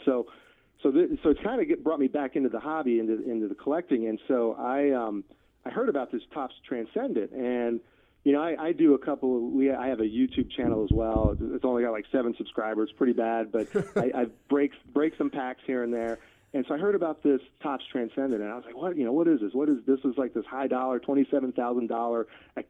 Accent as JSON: {"language": "English", "town": "Philadelphia", "region": "Pennsylvania", "country": "United States", "tie": "born or raised there", "moved": "yes", "lives_now": "Kansas City, United States", "said": "I grew up in Philadelphia, a suburb of Philly"}